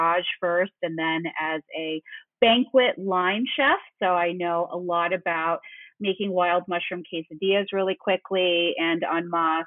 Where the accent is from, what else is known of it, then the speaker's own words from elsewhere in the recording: Chicago, Illinois, United States; also born or lived in Houston / San Francisco; So I went from Houston back home to Chicago, which is my parents have lived here, and I lived here from third grade on. So this was my hometown